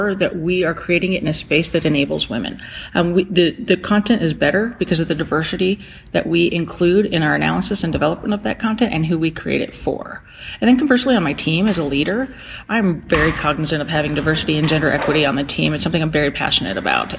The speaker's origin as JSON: {"language": "English", "town": "Belen", "region": "New Mexico", "country": "United States", "tie": "born or raised there", "said": "I grew up in Belen, just south of Albuquerque."}